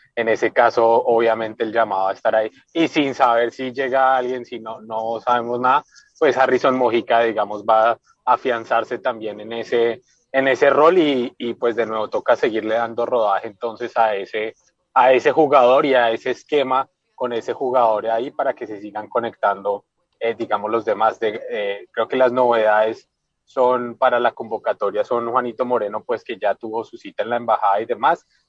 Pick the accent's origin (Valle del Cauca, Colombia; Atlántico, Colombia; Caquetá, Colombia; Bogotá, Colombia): Bogotá, Colombia; also born or lived in Ibagué, Tolima; yo nací en Ibagué, eh, pero pues desde que yo tengo, desde que yo tenía un año yo vivo en Bogotá, entonces digamos rolo por, por herencia o bueno pues por tiempo vivido en, Bogotá